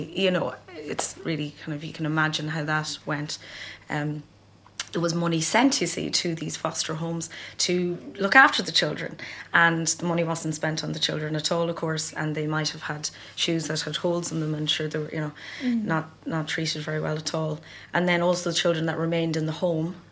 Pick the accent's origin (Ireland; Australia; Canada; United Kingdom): Ireland; growing up in Ireland as well, in that, like, you know, in the 80s and 90s